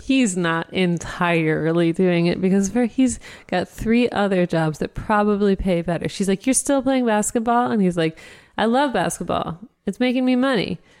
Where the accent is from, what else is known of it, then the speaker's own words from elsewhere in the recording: Dayton, Ohio, United States; I grew up in Dayton, so we went to U D basketball games every winter